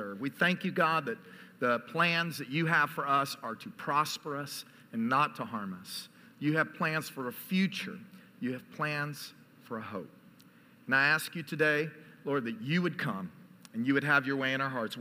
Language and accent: English; Dallas, Texas, United States; also born or lived in College Station, Texas; I was born and raised in Dallas, Texas